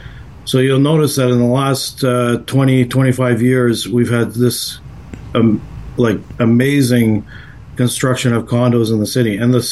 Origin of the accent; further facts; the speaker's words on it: Toronto, Ontario, Canada; So I'm born and raised in Toronto as well. And I particularly, like, you know, I'm 50 years old. I was born in 1973.